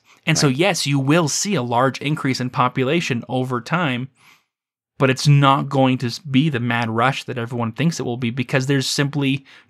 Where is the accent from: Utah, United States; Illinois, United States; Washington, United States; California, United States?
Utah, United States; St. George; I spent a fair bit of time growing up in St. George, Utah, which is a relatively small community that's been growing on a regular basis over the last 30 years.